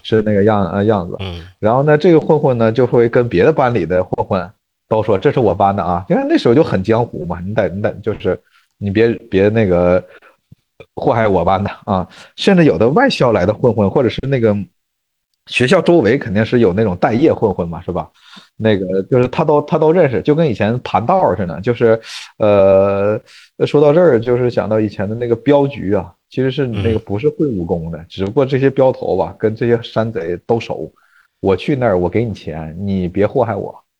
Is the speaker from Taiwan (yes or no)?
no; Northeast China, China; 小时候在咱们东北